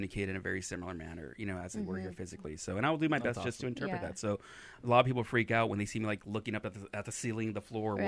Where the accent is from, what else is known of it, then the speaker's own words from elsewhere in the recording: Hacienda Heights, California, United States; Hacienda Heights, California